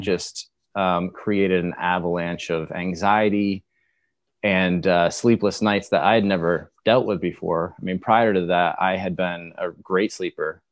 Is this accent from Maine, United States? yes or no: yes; Maine, United States; I, I'm from the Northeast. I'm from Maine.